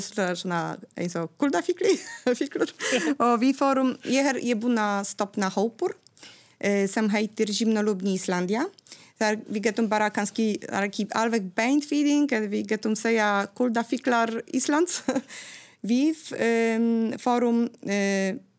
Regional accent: Gdańsk, Pomeranian Voivodeship, Poland; first language Polish; Icelandic is a second language; moved away as an adult; now in Iceland; ég er frá Gdańsk, Norðurpólands

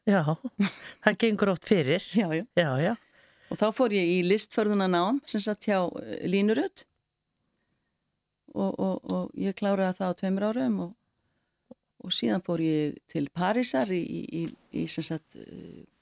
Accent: Reykjavík, Capital Region, Iceland; now in Elliðavatn, Iceland; Jú, ég bý upp á Ellegavatni. Já. Ég er enda fætt og uppalinn í Reykjavík í tjarnakutu 30.

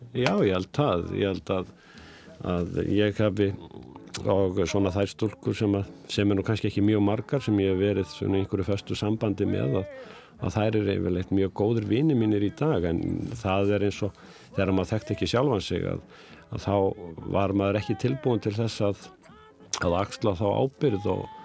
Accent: Reykjavík, Capital Region, Iceland; also born or lived in Dýrafjörður; ég ólst upp náttúrulega í Vesturbænum í Reykjavík

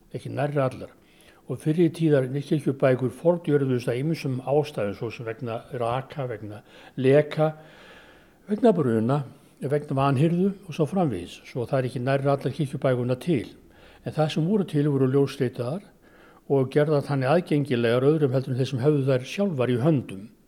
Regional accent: Reykjavík, Capital Region, Iceland; ég er ættaður úr Þingaðasíslu og, og Þrangovatarsíslu og Hólfslipi Reykjavík

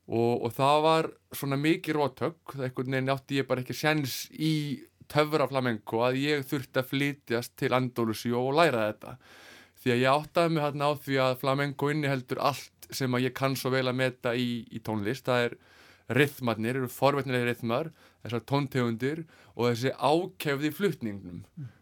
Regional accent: Iceland; heimabæ mínum, Kvanneri

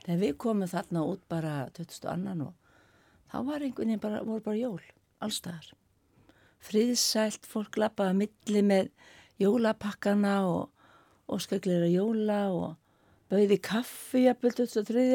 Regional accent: Skopun, Sandoy, Faroe Islands; now in Iceland; Ég kem frá Skopun

